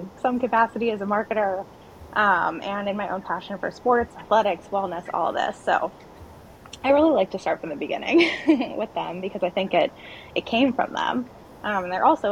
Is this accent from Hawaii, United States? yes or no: yes; Hawaii, United States; also born or lived in Madagascar; I was raised primarily in Hawaii, which is, I'd argue, the most unique state